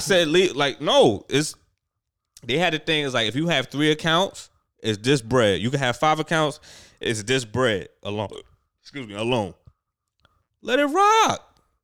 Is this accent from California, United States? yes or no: no; New York, United States; I'm a New Yorker